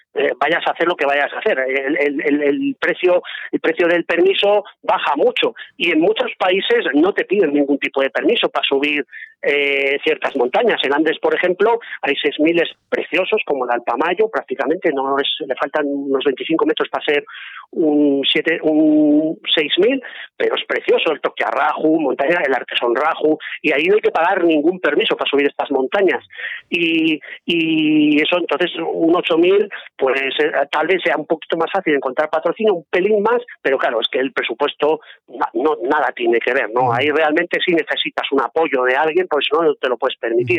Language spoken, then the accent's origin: Spanish; Zaragoza, Aragon, Spain; moved away as an adult; now in Navarre, Spain; de Zaragoza y Aragonés, pues desde hace bastantes años resido en Navarra